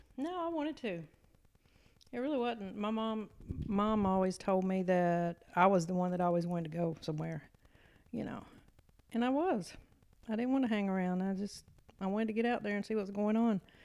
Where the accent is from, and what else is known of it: Eastern Shore of Maryland, United States; born or raised there; moved away